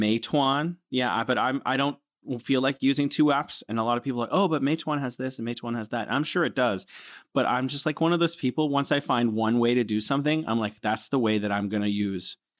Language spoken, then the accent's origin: English; San Francisco, California, United States; moved away as an adult; now in Wuhan, China